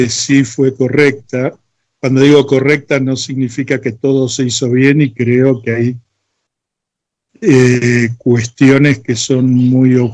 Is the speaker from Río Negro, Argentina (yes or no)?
no; Floresta, Buenos Aires, Argentina; born there; Yo nací en Floresta, siempre tuve inquietudes